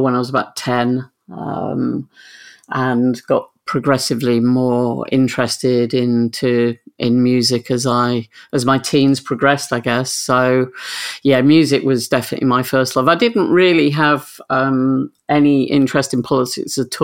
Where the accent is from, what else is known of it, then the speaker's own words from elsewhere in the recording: Grimsby, Yorkshire and the Humber, United Kingdom; also born or lived in Switzerland; I moved back to my hometown of Grimsby